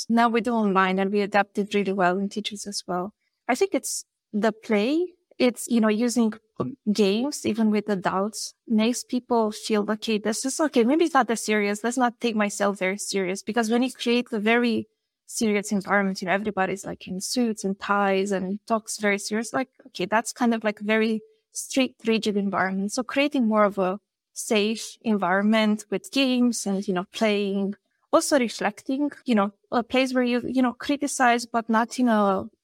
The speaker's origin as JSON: {"language": "English", "region": "Vrancea County", "country": "Romania", "second_language": "English", "said": "I'm from Vrancea, which is a wine region in Romania"}